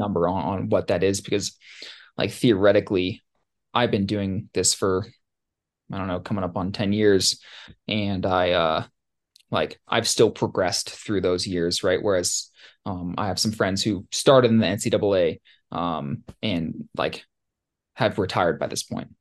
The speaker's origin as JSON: {"language": "English", "town": "Ketchikan", "region": "Alaska", "country": "United States", "tie": "born or raised there", "said": "growing up in Ketchikan and, and Southeast"}